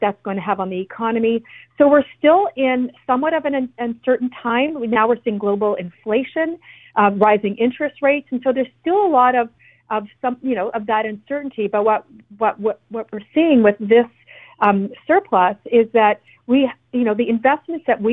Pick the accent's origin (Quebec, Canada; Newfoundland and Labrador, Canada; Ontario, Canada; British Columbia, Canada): British Columbia, Canada; what it means for us as British Columbians